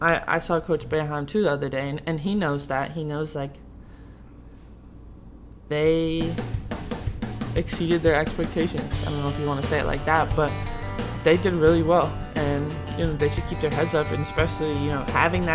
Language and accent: English; Syracuse, New York, United States; I'm from Syracuse